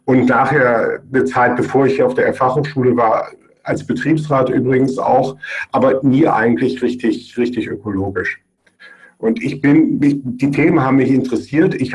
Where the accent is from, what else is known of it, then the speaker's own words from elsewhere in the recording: Germany; now in Graz, Austria; man hört wahrscheinlich an meinem Akzent und man merkt auch an meinem Namen, dass ich kein Österreicher bin, sondern aus Deutschland. Äh, ich unterrichte seit 2004 an der Fachhochschule Joanneum in Graz